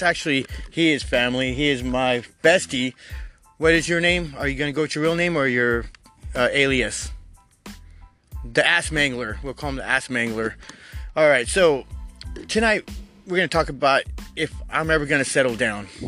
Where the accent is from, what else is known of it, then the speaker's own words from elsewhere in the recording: United States; I am American as apple fucking pie.